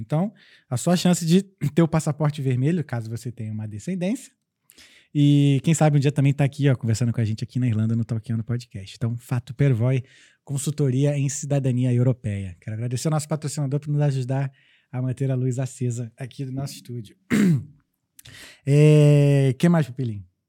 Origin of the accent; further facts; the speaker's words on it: Brazil; moved away; eu sou brasileiro